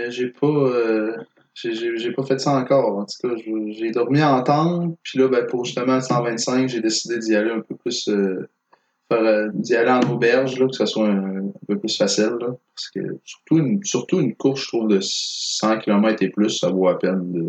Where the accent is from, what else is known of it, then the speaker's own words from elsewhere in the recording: Quebec, Canada; Non, tu ah, diras pas que je suis natif du Saguenay, je suis natif du lac Saint-Jean.